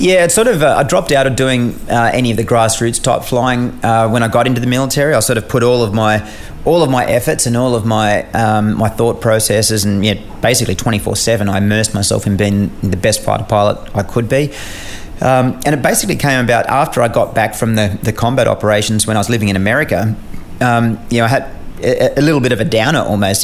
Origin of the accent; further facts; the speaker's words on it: Australia; as an Australian um, officer embedded in a US squadron